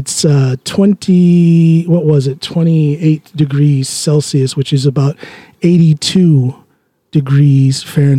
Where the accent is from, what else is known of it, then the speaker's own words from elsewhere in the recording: Drammen, Buskerud, Norway; And when they know that I'm from Drammen, they ask about you.